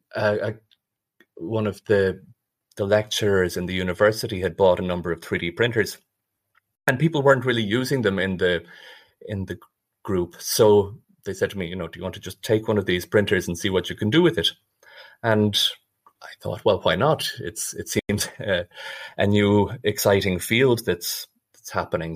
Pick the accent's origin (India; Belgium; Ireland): Ireland; moved away as an adult; also born or lived in Dublin / Nottingham; now in Zurich, Switzerland; I'm originally from Ireland